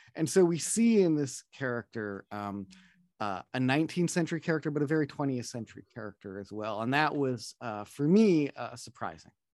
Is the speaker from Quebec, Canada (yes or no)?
no; Opaskwayak Cree Nation, Manitoba, Canada; now in Toronto, Canada; I'm from the Beaver Clan of the Opasqueyatt Cree Nation